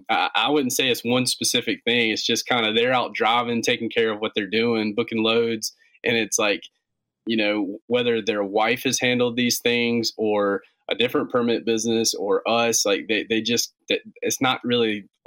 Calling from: Gastonia, North Carolina, United States; Right in North Carolina. We're in a little town called Gastonia, North Carolina. It's just about 25 minutes west of Charlotte.

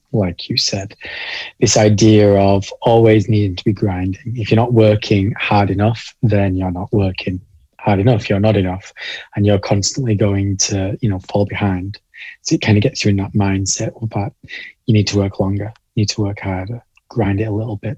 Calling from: Halifax, Yorkshire and the Humber, United Kingdom; I am calling in from a fairly small town in the north of England called Halifax. We're in Yorkshire and sandwiched pretty neatly between Leeds and Manchester.

